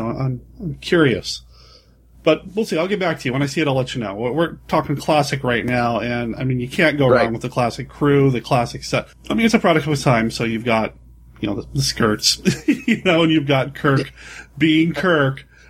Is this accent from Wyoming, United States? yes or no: yes; Cheyenne, Wyoming, United States; when I was growing up in Cheyenne, Wyoming